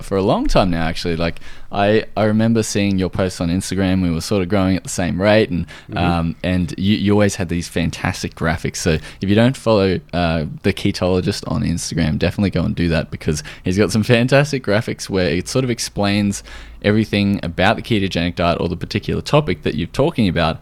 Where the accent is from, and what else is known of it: Australia